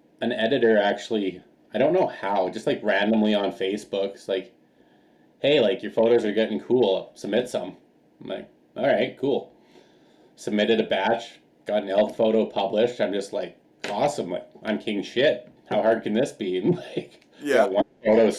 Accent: Alberta, Canada; moved away; I grew up hiking, backpacking, climbing all through the Rockies. Like, I'm from Alberta initially

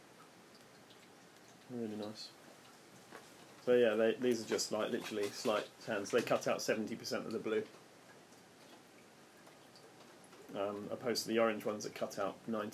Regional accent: United Kingdom; moved away; I grew up outside of London

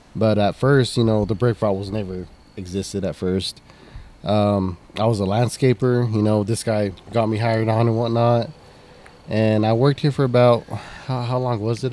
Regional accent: Texas, United States; this is my hometown, so I want to I want to make a mark for this town

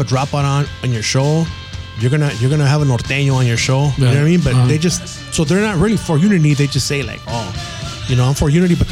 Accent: United States; I'm Mexican American

